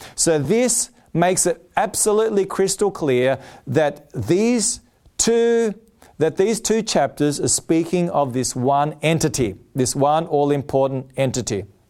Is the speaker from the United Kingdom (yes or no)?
no; Australia; I'm an Australian. I'm proud to be an Australian. Blessed to be born in this country.